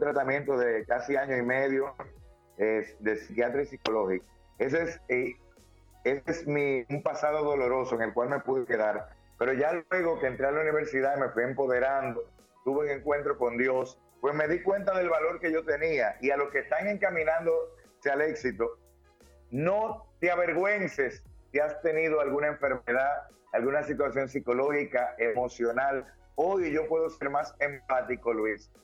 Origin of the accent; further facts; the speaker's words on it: Dominican Republic; soy un dominicano que lucha todos los días